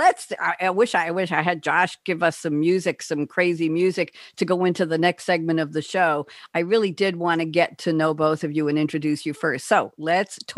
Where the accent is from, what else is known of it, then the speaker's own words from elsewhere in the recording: New York, United States; moved away; I'm a New Yorker